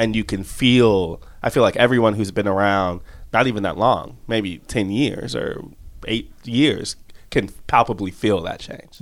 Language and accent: English; outside Chicago, Illinois, United States; I'm from outside Chicago in the suburbs